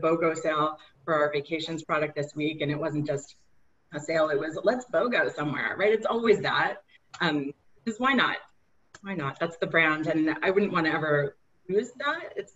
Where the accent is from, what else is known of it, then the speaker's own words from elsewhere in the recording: New York City, New York, United States; I'm also born and raised in Queens